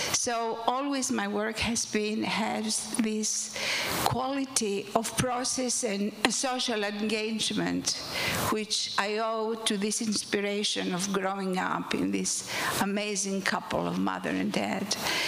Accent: Athens, Attica, Greece; moved away as an adult; now in New York, United States; As I grew up in Athens, in Greece

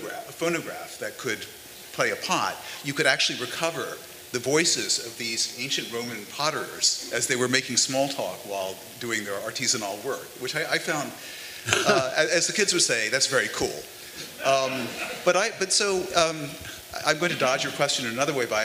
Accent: New York, United States; Lewis and I are from New York, why do we happen to live in New York?

